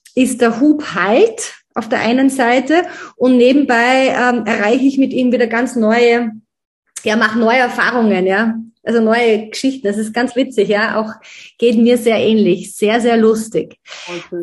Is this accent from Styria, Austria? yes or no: yes; Styria, Austria; now in Vienna, Austria; im Dorf in Dechenskirchen, so heißt mein Heimatdorf